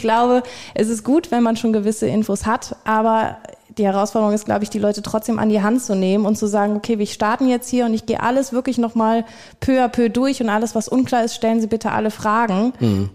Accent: Viersen, North Rhine-Westphalia, Germany; war bei mir in der Region, ich komme aus Viersen

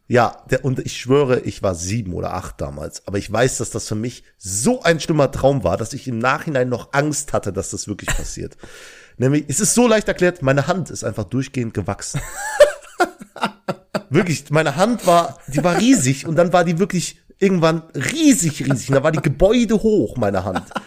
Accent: Belgium; now in Langweiler, Germany; ich komme aus Belgien, aber wohne in Langweiler

